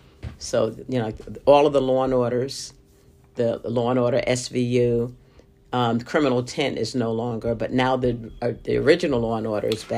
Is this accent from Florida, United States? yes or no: no; Bridgeport, Connecticut, United States; now in New York, United States; I grew up in Bridgeport, Connecticut